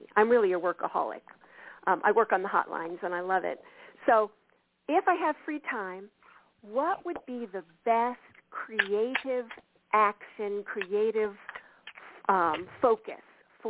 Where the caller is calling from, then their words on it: Missouri, United States; The Ozarks in Missouri.